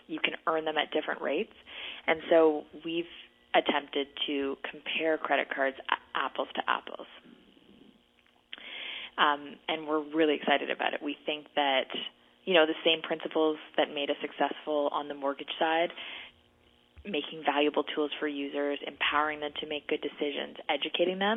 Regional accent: Kingston, Ontario, Canada; now in Toronto, Canada; I grew up in Kingston, a smaller community, bigger houses

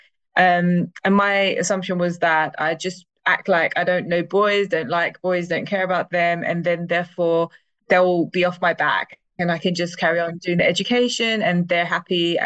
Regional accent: London, United Kingdom; I loved East London so, so much. Like it was a very diverse area

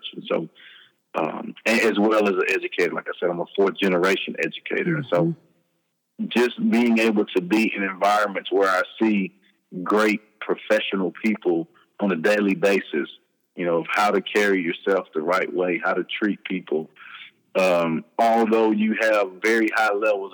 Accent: Hearne, Texas, United States; also born or lived in Dallas, Texas; We moved to my mother's hometown, which is Hearn, Texas, which is close to Bryan-College Station, where Texas A&M University is

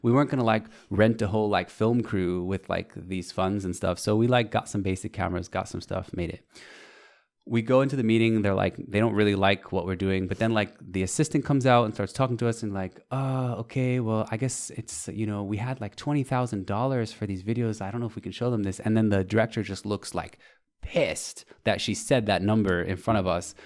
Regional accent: United States; I'm American

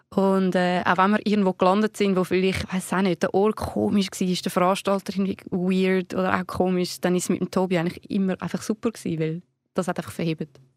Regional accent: Zurich, Switzerland; wir sind ja beide aus Zürich

